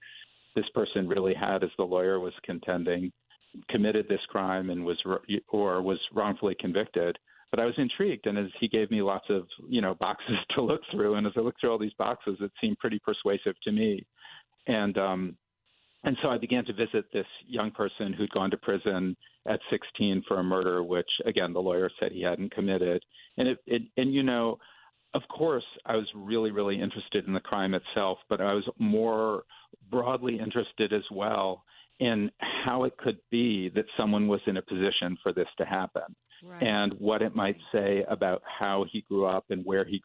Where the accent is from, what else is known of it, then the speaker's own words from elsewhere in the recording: New Haven, Connecticut, United States; also born or lived in New York; I grew up in New Haven